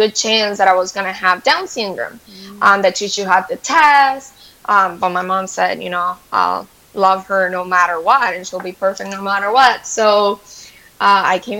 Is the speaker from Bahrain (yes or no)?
no; Venezuela; moved away; I'm from Venezuela. Yeah. I grew up my whole life in Venezuela